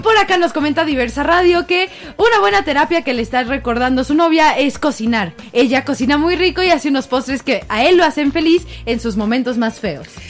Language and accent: Spanish; Mexico City, Mexico; nos preguntan que de dónde somos, de CDMX